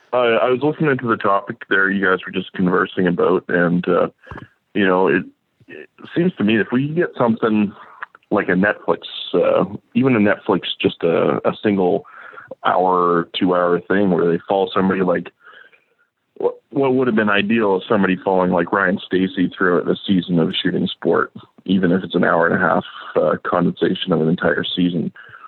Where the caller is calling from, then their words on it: Manitoba, Canada; I'm calling from Manitoba.